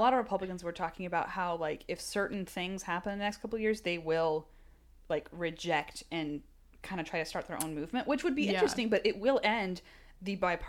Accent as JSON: {"language": "English", "region": "the South", "country": "United States", "said": "We're from the South, guys. We watched a lot of our own families and friends vote for Trump."}